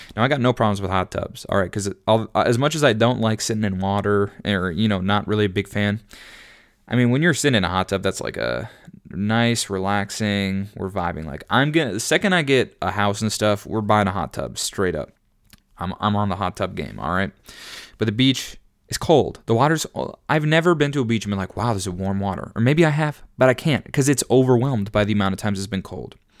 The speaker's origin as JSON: {"language": "English", "region": "Minnesota", "country": "United States", "said": "I'm from Minnesota"}